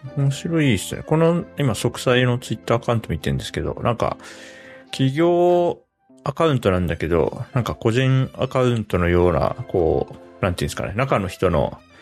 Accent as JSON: {"language": "Japanese", "region": "Hokkaido", "country": "Japan", "tie": "born or raised there", "moved": "yes", "said": "子供の頃北海道にいたんで"}